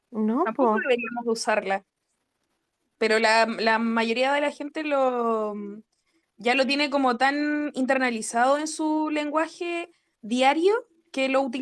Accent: Chile

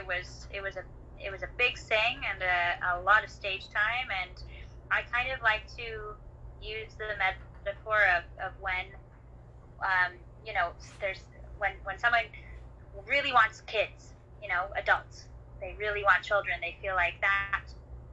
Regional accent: Vancouver, British Columbia, Canada; I grew up around Vancouver, BC, but I'm currently up in the interior of British Columbia

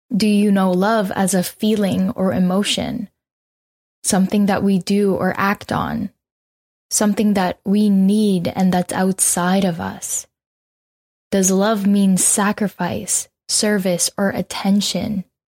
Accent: Canada; also born or lived in Philippines; We immigrated from the Philippines to Canada eighteen years ago, and so I technically grew up here

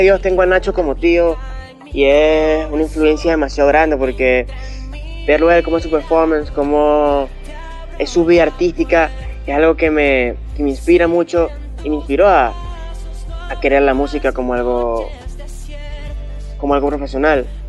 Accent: Barcelona, Anzoátegui, Venezuela; yo nací aquí en Barcelona, eh, estaba en Suategui

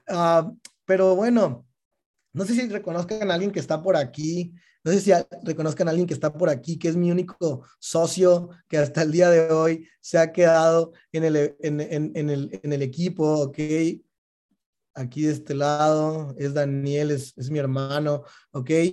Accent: Mexico; cuando éramos chiquitos en México, eh, en la primaria

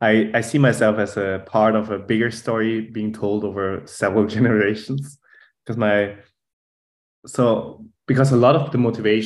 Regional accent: Germany; accent: German; English is a second language; moved away as an adult; also born or lived in Munich, Germany / Boston, United States / California, United States; now in Zurich, Switzerland; we'll explain my German accent here over the podcast

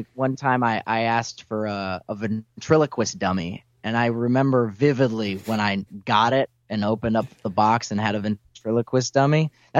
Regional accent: Florida, United States; I'm from Florida.

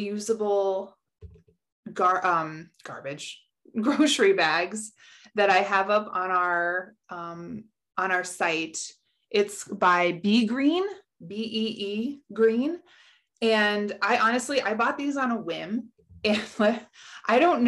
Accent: Colorado, United States; I grew up in Colorado

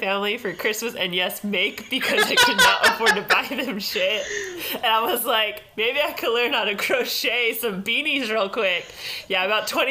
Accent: California, United States; I'm a Californian all the way through

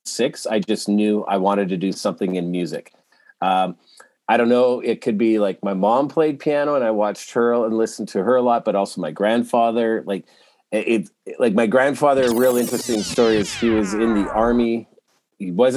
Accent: Edmonton, Alberta, Canada; moved away as an adult; also born or lived in Toronto; I grew up in Edmonton, but I moved to Toronto

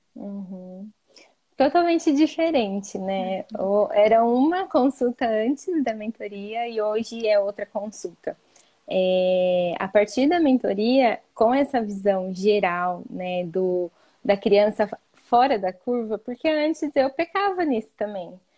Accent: interior of São Paulo, Brazil; eu sou de uma cidade pequena, né, interior de São Paulo

